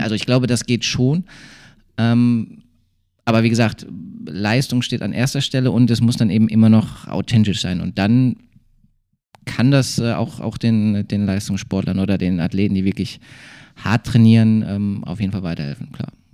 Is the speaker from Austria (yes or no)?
no; Bottrop, North Rhine-Westphalia, Germany; also born or lived in Bochum; now in Duisburg, Germany; groß geworden bin ich ja in Bottrop, äh, dann Studium in Bochum und jetzt Duisburg.